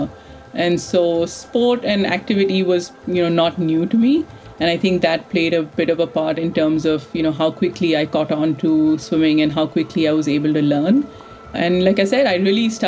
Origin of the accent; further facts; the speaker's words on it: India; now in Bay Area, United States; I grew up in India and currently live in the Bay Area in California